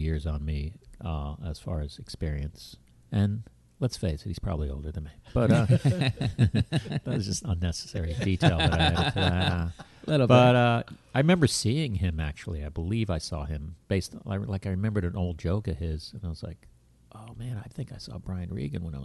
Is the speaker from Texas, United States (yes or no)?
no; Florida, United States; moved away as an adult; also born or lived in Parkland, Florida / Gainesville, Florida; now in New York, United States; I was 8 years old, and my dad's company, the whole company, moved down